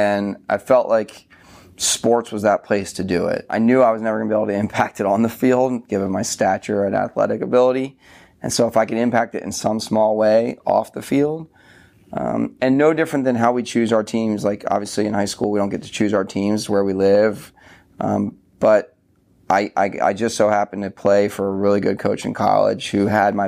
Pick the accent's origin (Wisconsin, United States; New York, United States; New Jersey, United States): New Jersey, United States; also born or lived in Philadelphia; So I grew up in New Jersey. I was born in Philadelphia, raised in South Jersey.